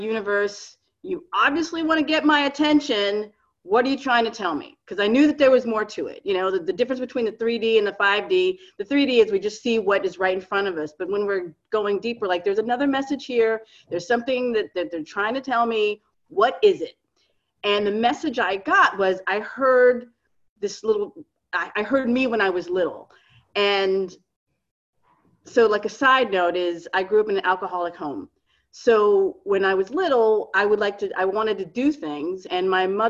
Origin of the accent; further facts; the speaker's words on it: Miami, Florida, United States; moved away as an adult; now in New York, United States; I'm originally from Miami and I moved to New York.